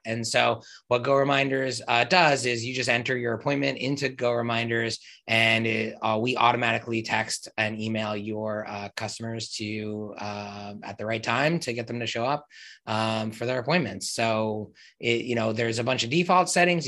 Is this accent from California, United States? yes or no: no; New Jersey, United States; moved away as an adult; also born or lived in Upstate New York / New York City; now in New York, United States; I grew up in Jersey, about 10 minutes out of New York